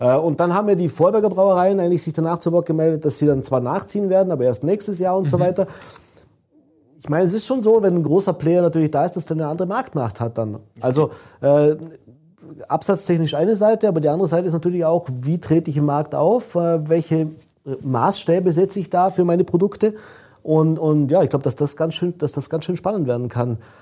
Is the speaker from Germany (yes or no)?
no; Vorarlberg, Austria; bei uns im Ländle